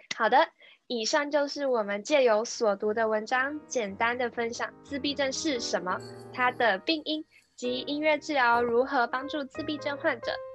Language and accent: Chinese; Kaohsiung, Taiwan; now in Canada; 我是在加拿大的台湾高雄人